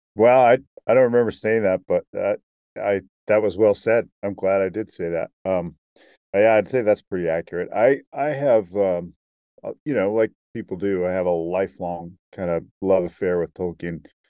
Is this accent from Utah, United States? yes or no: yes; Salt Lake City, Utah, United States; I'm from Salt Lake City